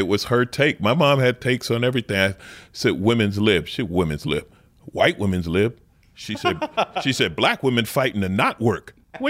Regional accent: New York City, New York, United States; I grew up in Queens.

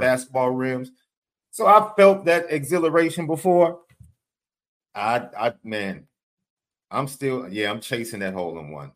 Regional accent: Chicago, Illinois, United States; I'm from Chicago

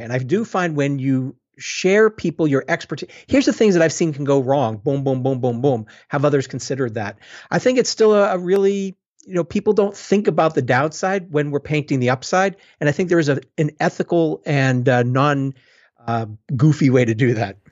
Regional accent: Boston, Massachusetts, United States; moved away; also born or lived in London; I'm from Boston originally

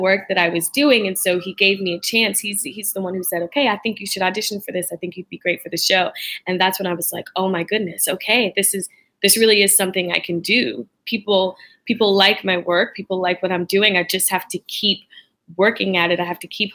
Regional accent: Charlotte, North Carolina, United States; Originally from Charlotte, North Carolina

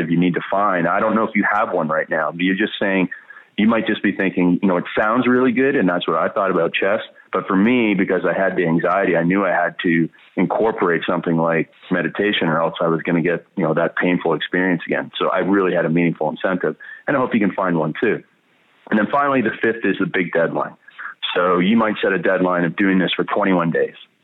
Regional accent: Stratford, Ontario, Canada; I was born in Stratford, Ontario, Canada

